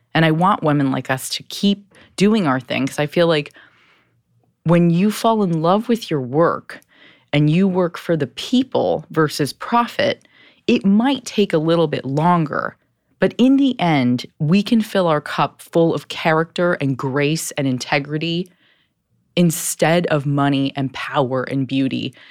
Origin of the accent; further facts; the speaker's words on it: Southern California, United States; Growing up in Southern California with immigrant parents